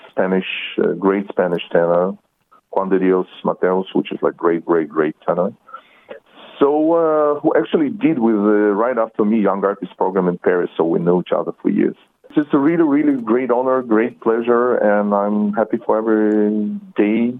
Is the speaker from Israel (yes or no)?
yes; Israel; English is a second language; also born or lived in Soviet Union; I was born in Soviet Union, but immigrated in Israel, to Israel when I was 16 years old. So I not don't consider myself really Russian.